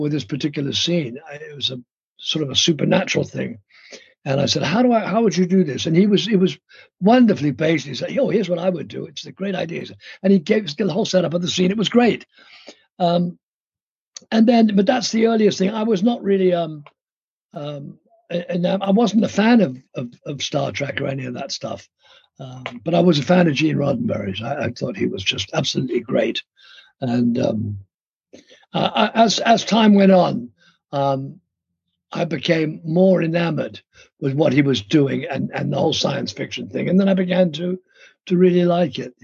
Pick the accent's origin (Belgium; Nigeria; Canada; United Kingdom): United Kingdom; London; moved away; I grew up in London with wonderful parents